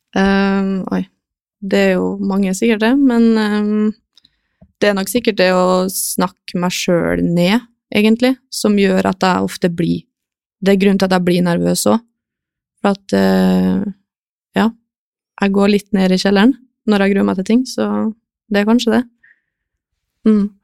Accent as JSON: {"language": "Norwegian", "town": "Kristiansund", "region": "Møre og Romsdal", "country": "Norway", "moved": "yes", "said": "jeg begynte vel høsten 2016, tror jeg, hjemme i Kristiansund"}